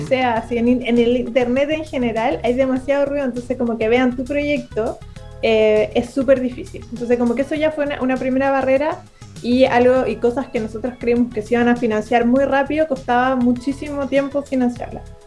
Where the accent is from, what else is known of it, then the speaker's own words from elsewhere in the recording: Chile; yo soy chilena